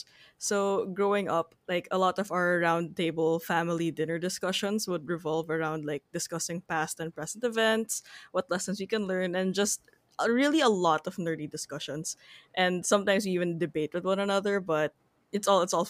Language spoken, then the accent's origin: English; Philippines; as a Filipino